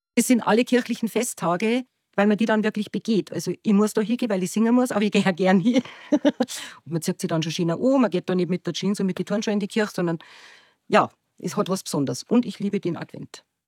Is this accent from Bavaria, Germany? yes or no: yes; Unterwössen, Bavaria, Germany; now in Grassau, Germany; Ich bin hier in Unterbössen aufgewachsen und wohne seit ungefähr neunundzwanzig Jahren in Grassau